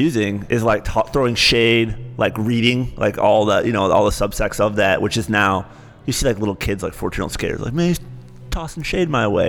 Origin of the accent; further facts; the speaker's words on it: Michigan, United States; also born or lived in Cincinnati, Ohio; I'm from Michigan originally, but Cincinnati, I still think of, like, the hardest thing I ever do is get rid of my apartment there when I moved back to Michigan.